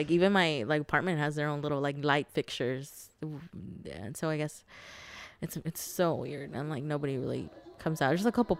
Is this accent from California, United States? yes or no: yes; Los Angeles, California, United States; I'm a student, poet, artist, lover, friend. And I'm from Los Angeles.